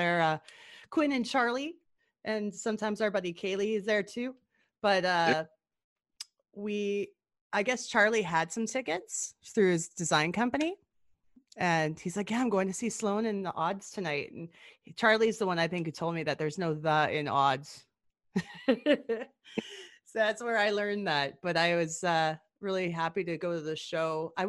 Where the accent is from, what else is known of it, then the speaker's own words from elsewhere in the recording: Gibbons, Alberta, Canada; I always used to hang out at the Gibbons Video because I grew up out in Gibbons